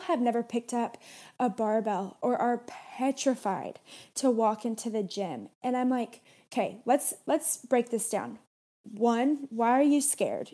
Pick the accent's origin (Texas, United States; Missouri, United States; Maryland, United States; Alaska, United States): Missouri, United States; Kansas City; now in Arizona, United States; We're both from Missouri